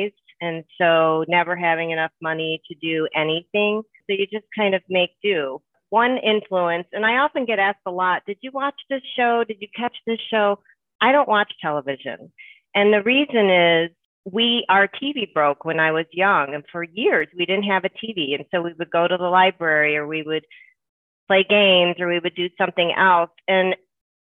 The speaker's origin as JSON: {"language": "English", "town": "Harvey", "region": "Illinois", "country": "United States", "tie": "born or raised there", "also_born_or_lived": "Chicago Heights / Markham", "said": "I grew up in the neighborhoods of Harvey and Markham."}